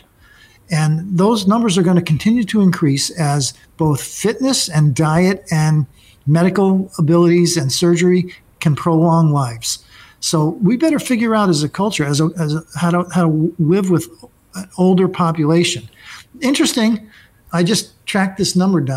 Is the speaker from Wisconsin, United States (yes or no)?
no; New York City, New York, United States; now in Connecticut, United States; we're from Brooklyn